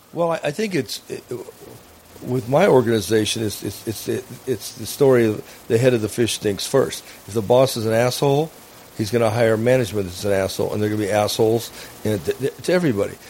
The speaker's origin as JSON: {"language": "English", "town": "Phoenix", "region": "Arizona", "country": "United States", "tie": "born or raised there", "also_born_or_lived": "Northern Nevada", "moved": "as an adult", "lives_now": "Nevada, United States", "said": "Phoenix, Arizona. Yeah, and I uh, born and raised there, and educated, and then uh, came to uh, Northern Nevada, and uh, in '76"}